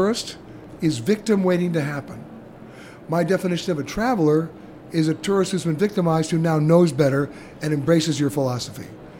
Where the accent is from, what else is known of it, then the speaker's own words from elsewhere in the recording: New York, United States; I'm from New York